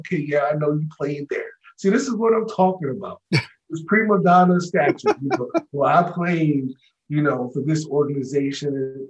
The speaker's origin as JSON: {"language": "English", "region": "Southern California", "country": "United States", "said": "I'm from Southern California"}